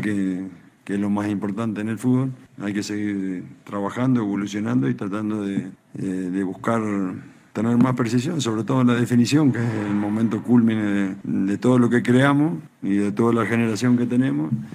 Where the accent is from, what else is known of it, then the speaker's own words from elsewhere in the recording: Querétaro, Mexico; Somos afortunados los queretanos en tener tanta historia